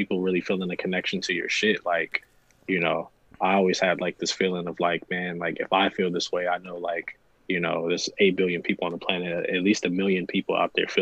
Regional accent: New Jersey, United States; also born or lived in Ohio; I'm from Jersey.

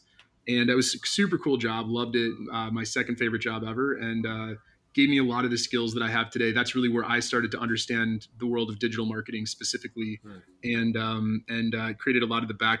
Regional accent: Milwaukee, Wisconsin, United States; moved away as an adult; now in San Diego, United States; I grew up in Milwaukee, Wisconsin

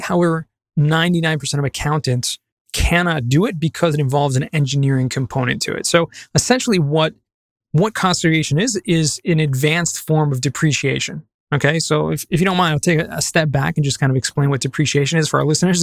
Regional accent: Los Angeles, California, United States; moved away as an adult; also born or lived in San Diego; now in Jerusalem, Israel; I grew up in Southern California, um, San Fernando Valley.

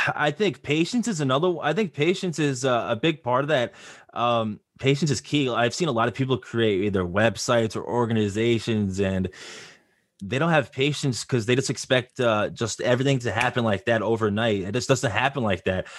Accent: Long Island, New York, United States; I am from Long Island, New York

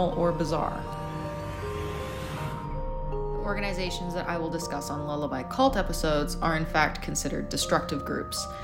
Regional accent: Edmonton, Alberta, Canada; my hometown of Edmonton, Alberta, Canada

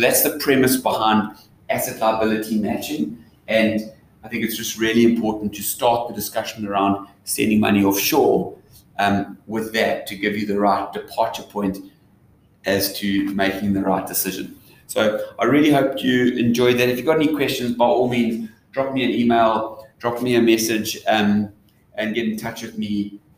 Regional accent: South Africa; So it's not just generally a South African thing, but as a South African, if you are like a global citizen, then you need to have assets in the different jurisdictions where that currency is.

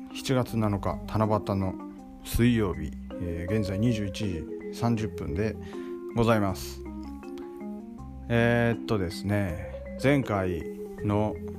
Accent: Nagahama, Shiga, Japan; accent: Kohoku dialect; 僕の住む滋賀県長浜市

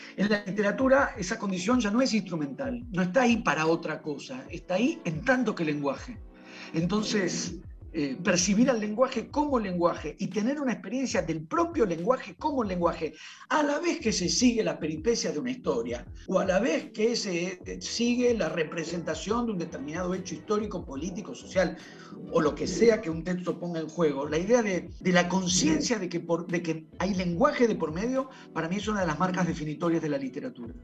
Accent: Buenos Aires, Argentina; yo soy de Buenos Aires

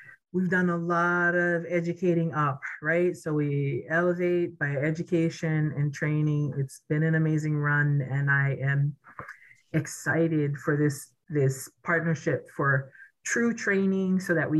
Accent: Native Hawaiian, United States; I am Native Hawaiian.

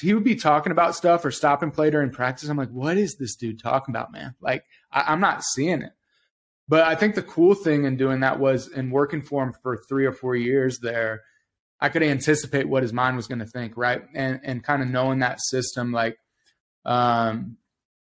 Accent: Indiana, United States; moved away as an adult; also born or lived in Louisville / Owego, New York; I grew up in Indiana, so basketball was a huge part of our life growing up

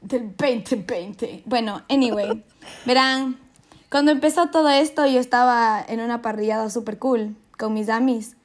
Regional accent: Quito, Pichincha, Ecuador; now in Netherlands; soy quiteña

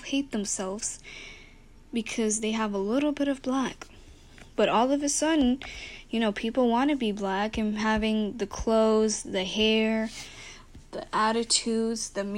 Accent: Puerto Rico; Puerto Rico, which is my hometown, and I love it

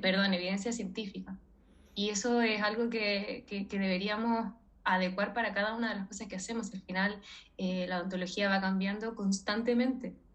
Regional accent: Chile; moved away as an adult; now in Spain; soy extranjera, soy chilena

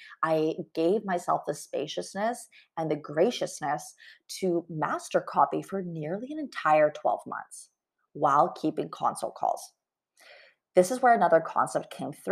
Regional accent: Canada; I'm Canadian, Tim Hortons

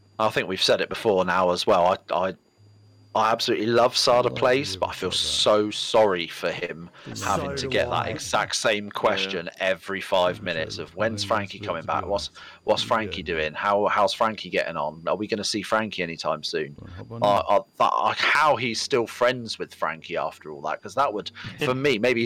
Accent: England, United Kingdom; We're English

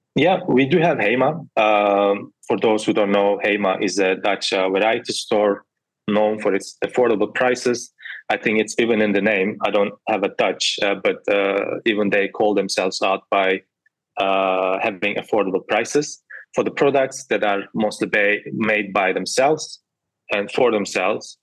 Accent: Turkey; I'm from Turkey

